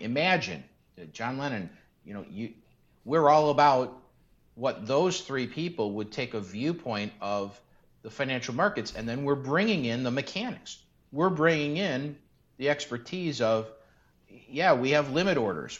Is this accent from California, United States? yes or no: no; Chicago, Illinois, United States; I grew up in North Austin in Chicago